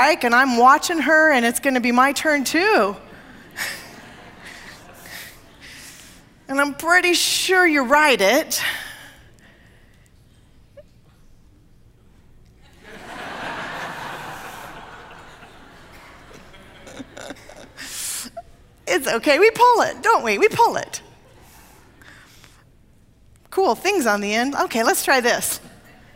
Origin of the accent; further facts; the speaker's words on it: Portland, Oregon, United States; moved away; I grew up in Portland when the Fremont Bridge was built and opened.